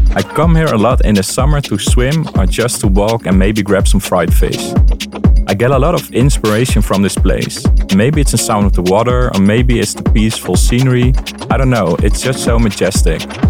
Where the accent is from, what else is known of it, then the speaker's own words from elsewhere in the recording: Leeuwarden, Friesland, Netherlands; born and raised in Leeuwarden, the Netherlands.